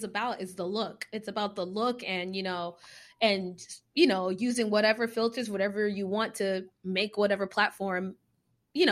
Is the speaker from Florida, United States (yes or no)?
yes; South Florida, United States; I'm from South Florida